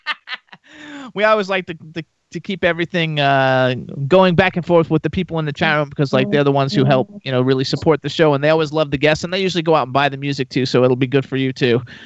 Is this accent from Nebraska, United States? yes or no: no; Florida, United States; I'm from Florida